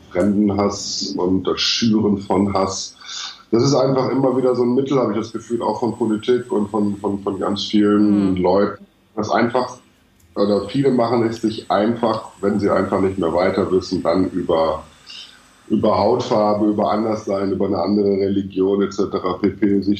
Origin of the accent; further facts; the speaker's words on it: Germany; Ich bin, ich bin Deutscher.